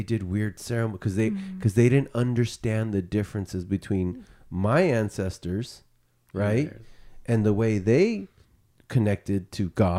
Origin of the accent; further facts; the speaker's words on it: United States; you know, I'm Mexican American, right? My father is from Mexico. Our ancestors are Native American, right?